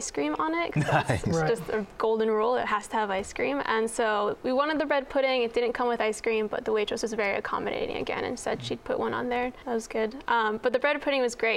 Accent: North Carolina, United States; moved away; I'm from North Carolina

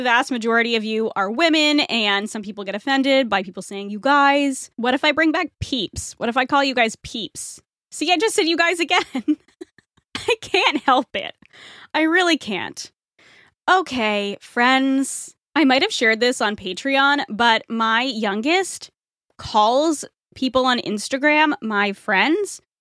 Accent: New England, United States; I'm from New England

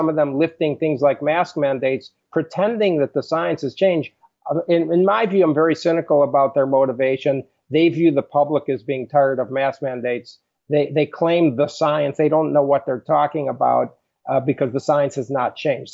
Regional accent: Chicago, Illinois, United States; moved away; I grew up in Chicago

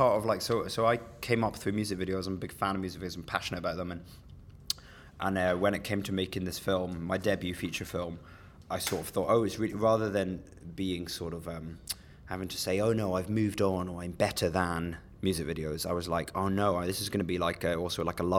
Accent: Edinburgh, Scotland, United Kingdom; now in London, United Kingdom; but I'm born and bred Edinburgh, Scotland.

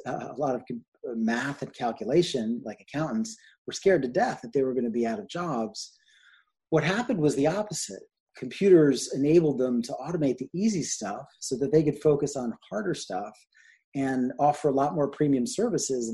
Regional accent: New York, United States; also born or lived in London / New England / California / England; grew up mostly in New York and went to school all over the place.

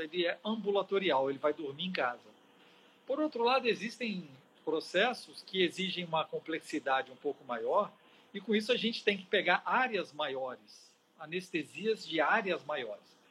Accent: Minas Gerais, Brazil; also born or lived in Paris; now in Espírito Santo, Brazil; Sou mineiro que agora me sinto um capixaba.

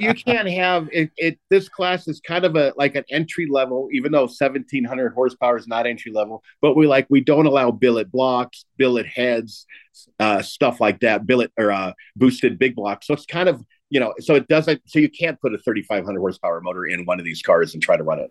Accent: Southern California, United States; I'm an old guy and I'm from Southern California

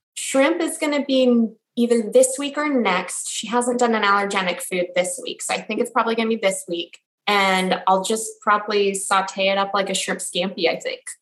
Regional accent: Los Angeles, California, United States; now in Washington, D.C. area, United States; I'm originally from Los Angeles, and my husband and I now live in a suburb just outside of Washington, D.C.

